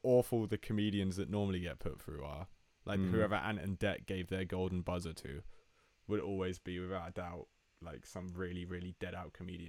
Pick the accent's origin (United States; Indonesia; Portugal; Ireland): Portugal; first language Portuguese; English is a second language; Yeah, it's quite weird considering we're only born 2 minutes apart and you were somehow born in Italy and I was born in Portugal and we're twins.